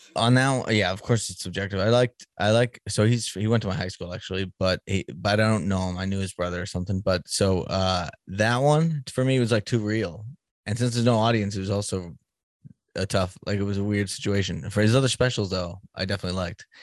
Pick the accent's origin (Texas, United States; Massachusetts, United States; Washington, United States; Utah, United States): Massachusetts, United States; Boston; moved away; I'm from Boston originally